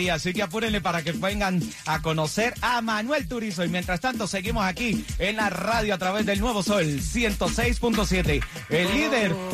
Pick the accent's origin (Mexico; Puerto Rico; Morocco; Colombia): Colombia; a nosotros los colombianos, yo que soy de Colombia también